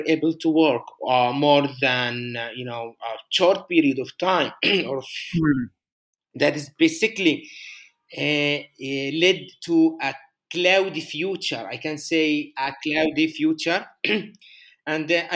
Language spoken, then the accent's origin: English; Gaza City, Gaza Strip, Palestine; English is a second language; moved away as an adult; I grew up in Gaza